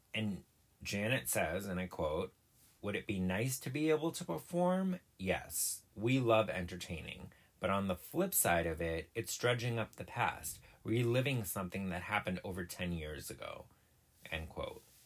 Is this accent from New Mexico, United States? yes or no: no; Massachusetts, United States; I'm from Massachusetts